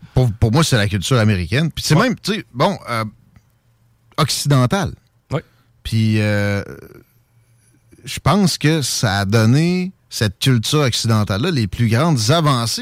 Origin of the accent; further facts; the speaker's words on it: Canada; je suis un Canadien français